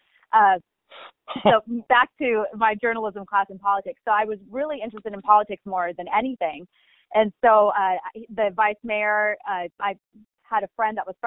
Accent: Oro Valley, Arizona, United States; also born or lived in Tucson, Arizona; I actually grew up in the town called Oro Valley

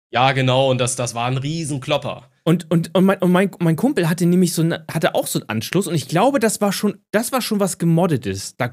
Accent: Syria; German is a second language; also für als Syrer, da spiele ich Retro

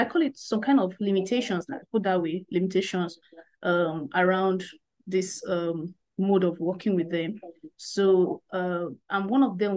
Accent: Nigeria; I'm a Nigerian, so having this conversation all the way from Africa.

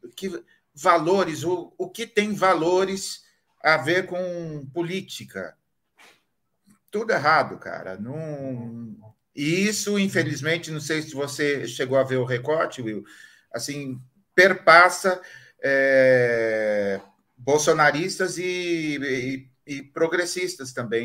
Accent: Marília, São Paulo, Brazil; Eu sou de Marília

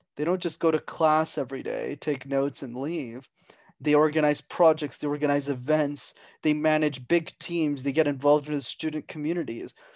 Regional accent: Montreal, Quebec, Canada; my parents are from Sri Lanka, but I'm born and raised in Montreal.

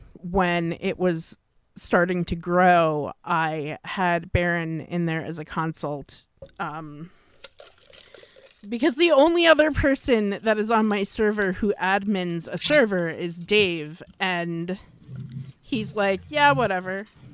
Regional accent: New York, United States; accent: New York; now in Canada; since I'm living in Canada, and my New York accent only comes out when I'm really pissed off.

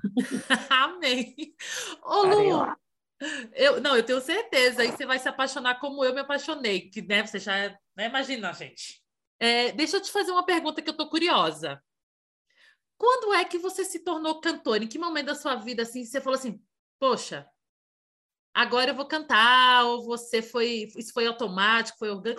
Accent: Santo Estêvão, Bahia, Brazil; No interior da Bahia, de onde eu sou, de Santo Estevão

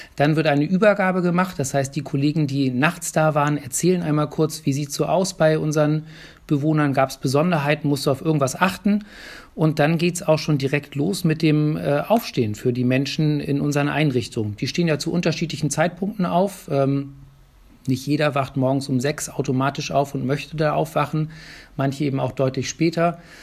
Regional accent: Hamburg, Germany; now in Bremen, Germany; ich bin gebürtiger Hamburger

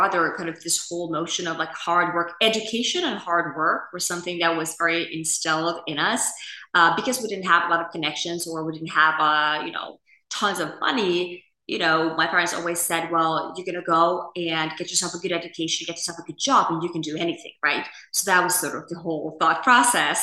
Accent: Finland; moved away as an adult; So I grew up in a country that, you know, many, you know, see as one of the best countries in the world to grow up and to live and the happiest nation and all that, which is Finland

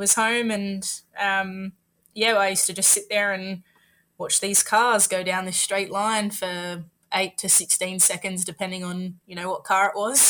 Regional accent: Thirlmere, near Picton, New South Wales, Australia; also born or lived in Southern Highlands, New South Wales; I actually grew up just out of Southern Highlands. So I grew up out at a town called Tarmel, which is just near Picton. A lot of people know where Picton is. I grew up out there when it was still sort of dirt roads.

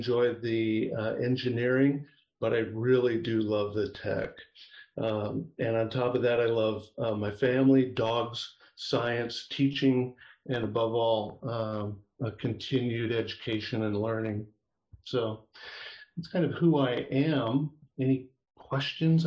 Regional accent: Iowa, United States; moved away as an adult; also born or lived in San Francisco Bay Area, California; now in Sacramento foothills, California, United States; Born and raised in Iowa, education there as an undergraduate

